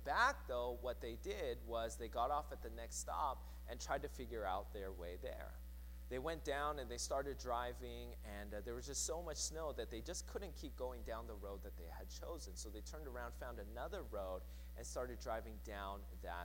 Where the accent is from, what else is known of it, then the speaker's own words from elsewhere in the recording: Seattle, Washington, United States; growing up in Seattle